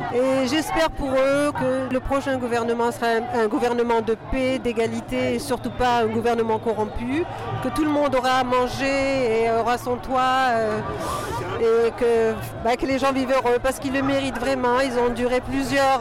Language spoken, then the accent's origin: French; Algeria; now in France; je suis algérienne